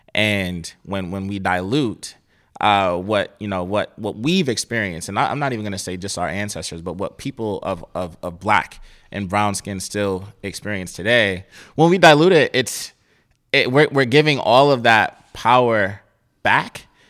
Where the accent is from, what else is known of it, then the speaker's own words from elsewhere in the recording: Cleveland, Ohio, United States; I grew up in Cleveland, Ohio